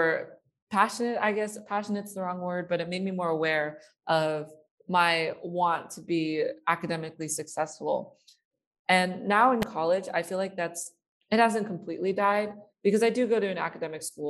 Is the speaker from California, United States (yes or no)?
yes; Bay Area, California, United States; I grew up in a very academically competitive area. I am from the Bay Area